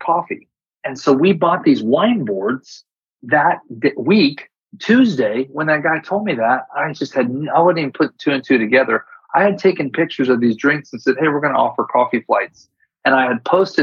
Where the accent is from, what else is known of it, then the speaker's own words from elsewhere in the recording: California, United States; I'm California too